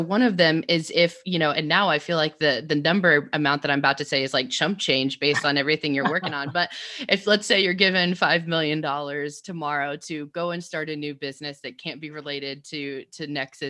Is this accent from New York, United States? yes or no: no; Dripping Springs, Texas, United States; I grew up out in Dripping Springs